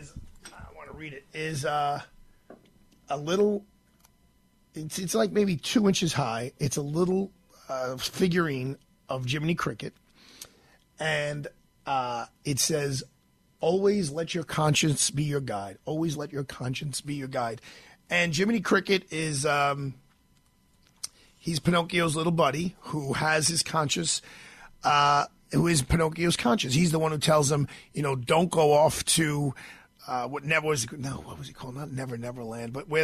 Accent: New York City, New York, United States; also born or lived in Sicily (ancestry); I'm from Brooklyn, New York

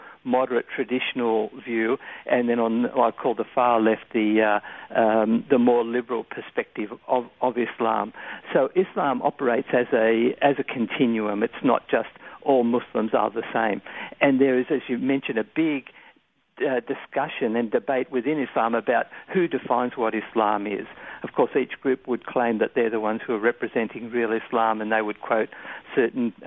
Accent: Australia; Australians by nature, we tend to be pretty easygoing and reasonably accepting of other cultures

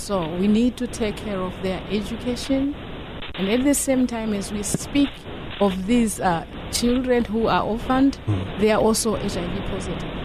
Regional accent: Zimbabwe; now in San Diego, United States; We are from Zimbabwe

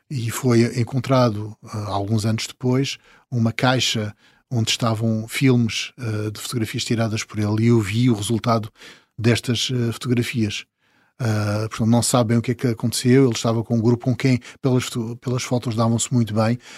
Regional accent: São Miguel Island, Azores, Portugal; Eu sou açoriano. Sim. Uh, nasci na ilha de São Miguel, apesar de eu costumar dizer que sou um açoriano das ilhas todas

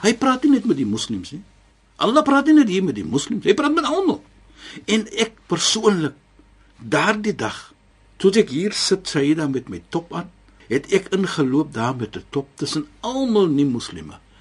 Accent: South Africa; now in Cape Town, South Africa; Ek is 'n Suid-Afrikaner

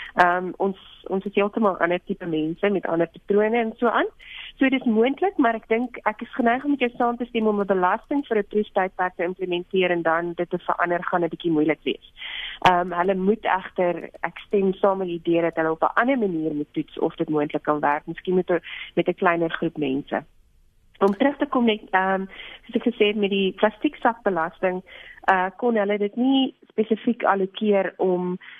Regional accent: South Africa

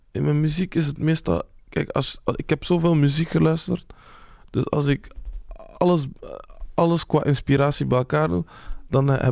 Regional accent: Belgium; eh, ik ben geboren in België. Ik heb mm Belgische nationaliteit. Mhm. Ik voel me ook Congolees. Dus eh, ik vind het gewoon, het is een mix.

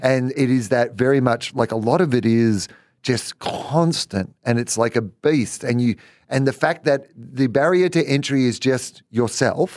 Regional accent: East Gippsland, Victoria, Australia; I grew up in East, East Gippsland

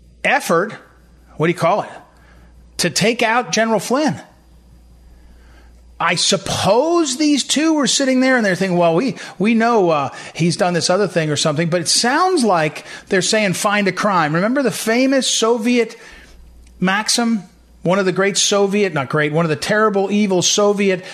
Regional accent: St. Louis, Missouri, United States; St. Louis Post-Dispatch, my hometown paper

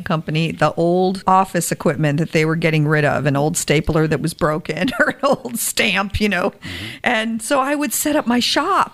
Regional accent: Tampa Bay area, Florida, United States; also born or lived in Flushing, New York; I grew up in flip-flops, so I guess that qualifies from being a Floridian

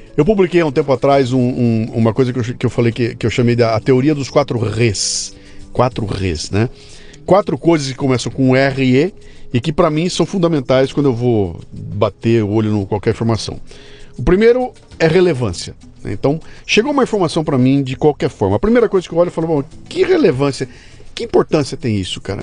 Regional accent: Brazil; eu sou brasileiro

